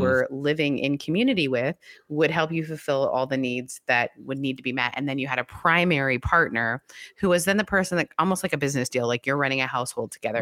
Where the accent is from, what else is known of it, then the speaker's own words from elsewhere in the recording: Canada; moved away; it's been legal in our country